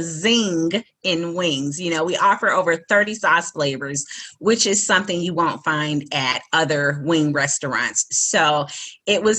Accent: Chicago, Illinois, United States; I was born and raised in the Brownsville community.

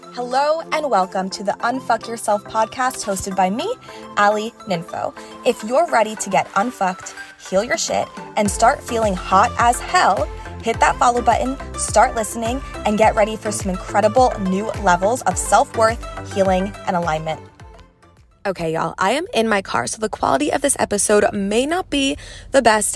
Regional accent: Pennsylvania, United States; also born or lived in New York City / Los Angeles / Dallas; now in Texas, United States; I'm from Pennsylvania, moved to New York City, spent six and a half years in LA, then spent half a year in Dallas, and now I'm like 30 minutes outside of Dallas in the country in Texas

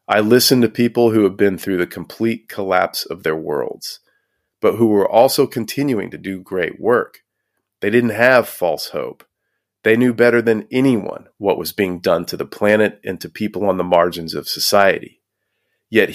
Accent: Houston, Texas, United States; Growing up in Houston, Texas

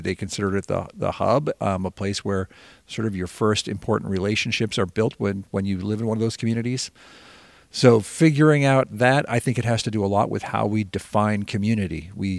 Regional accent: Montpelier, Vermont, United States; I grew up in Montpelier. I lived a mile from our school

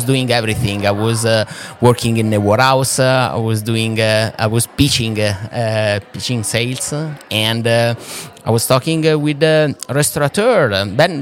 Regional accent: Perugia, Umbria, Italy; now in Houston, United States; I'm a Perugino from Perugia. That is the main town of Umbria

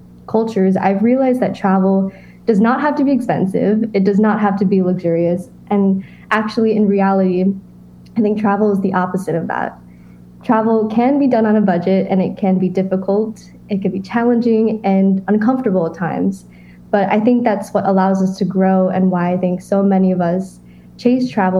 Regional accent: United States; growing up in America

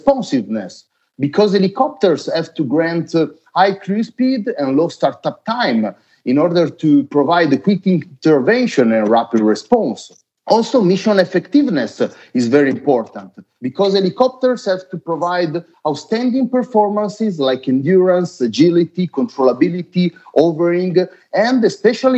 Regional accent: Italy; also born or lived in Varese; I'm from Italy, and I'm based near Milan at our headquarters in near Varese.

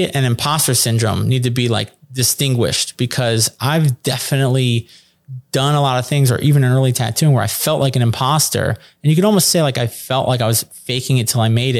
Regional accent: New York City, New York, United States; I'm from New York City.

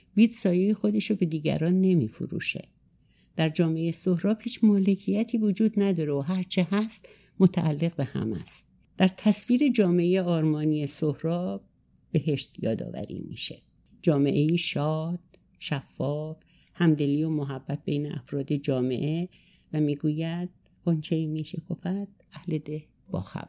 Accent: a remote village in Azerbaijan, Azerbaijan region, Iran; moved away; also born or lived in Tehran; من سال 34 در روستایی دور توی آذربایجان در خانواده دارایی به دنیا آمدم

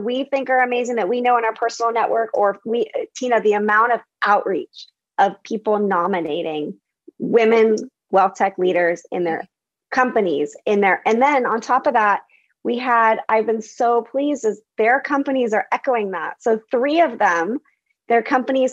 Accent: Bay Area, California, United States; I grew up in the Bay Area

